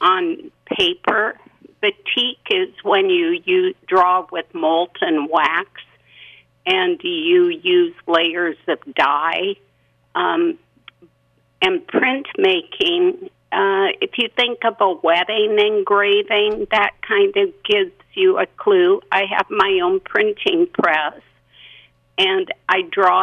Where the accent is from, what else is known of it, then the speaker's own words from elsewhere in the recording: Iowa, United States; moved away as an adult; also born or lived in Ohio; now in Elk River, United States; Well, I grew up in Iowa, but my last 20 years were teaching in Ohio when I followed my husband's career.